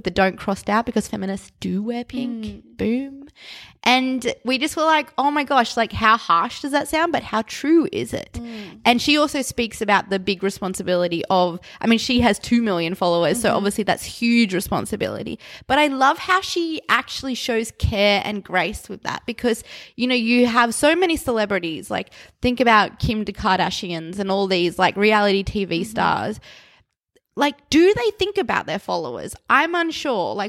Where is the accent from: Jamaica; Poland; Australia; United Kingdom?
Australia; We're Australian.